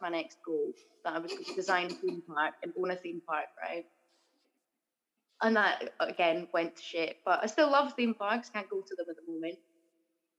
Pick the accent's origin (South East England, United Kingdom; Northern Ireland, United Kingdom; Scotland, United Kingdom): Scotland, United Kingdom; Edinburgh; I grew up in Granton, or as my parents would say, it was the posh part of Granton